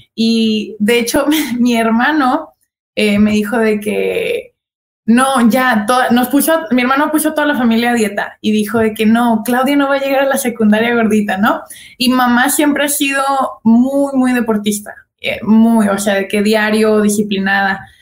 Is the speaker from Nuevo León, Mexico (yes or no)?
no; Guadalajara, Jalisco, Mexico; moved away as an adult; now in United States; soy súper tapatía, yo nací, crecí en Guadalajara